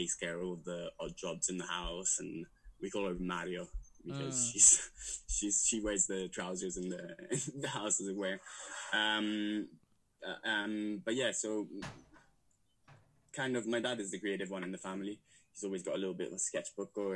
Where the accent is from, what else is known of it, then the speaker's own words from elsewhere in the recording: Rome, Lazio, Italy; moved away as an adult; also born or lived in London; I grew up in Rome